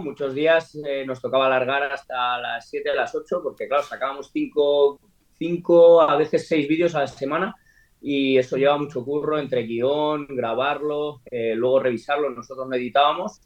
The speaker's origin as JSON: {"language": "Spanish", "country": "Spain", "said": "nosotros somos españoles"}